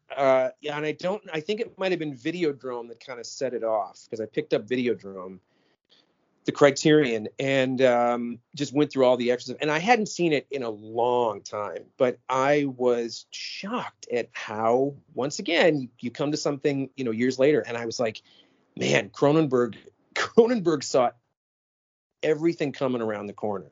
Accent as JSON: {"language": "English", "town": "Minneapolis", "region": "Minnesota", "country": "United States", "said": "I'm from the Twin Cities"}